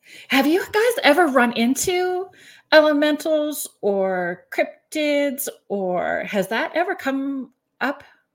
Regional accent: Northern Ontario, Canada; I grew up in Northern Ontario as well too.

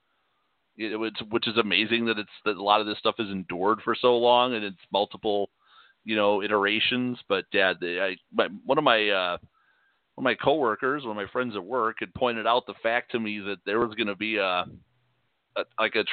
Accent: Chicago, Illinois, United States; I'm from Chicago

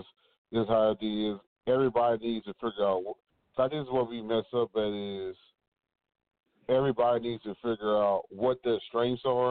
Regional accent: Fort Worth, Texas, United States; We said we was from the South Side.

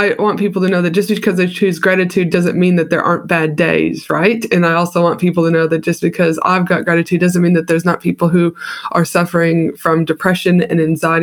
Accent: Canada; also born or lived in United States; now in Australia; I'm from Canada originally

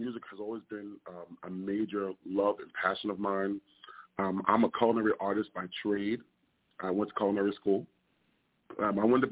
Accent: New York City, New York, United States; I'm originally from Staten Island, New York, born and raised

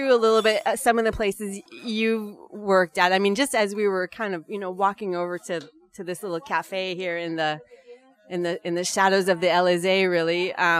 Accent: California, United States; moved away; I'm originally from California

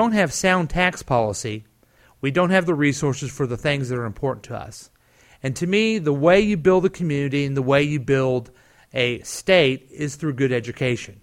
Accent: Independence, Missouri, United States; I grew up in Independence.

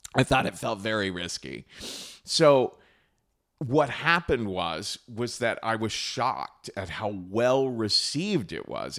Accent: Cincinnati, Ohio, United States; moved away; I grew up in Cincinnati, Ohio, a pretty conservative Republican town in the Midwest

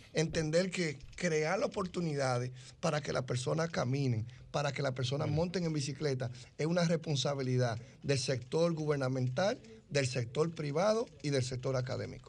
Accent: Dominican Republic; lo que somos los dominicanos en cualquier rincón del mundo

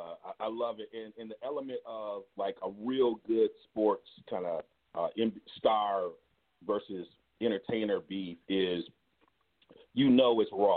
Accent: California, United States; I'm from the West Coast, you know, Cali, this is how we do it.

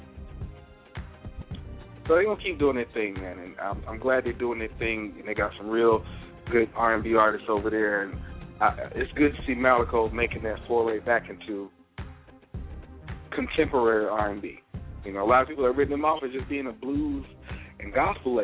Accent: Mississippi, United States; my home state of Mississippi

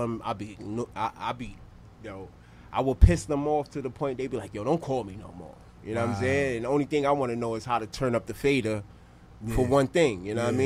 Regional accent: New York City, New York, United States; I'm straight out of Brooklyn. You know what I'm saying? New York.

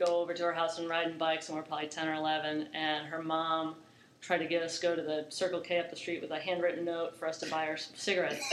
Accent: Orlando, Florida, United States; now in Charlotte, United States; I'm born and raised in Orlando

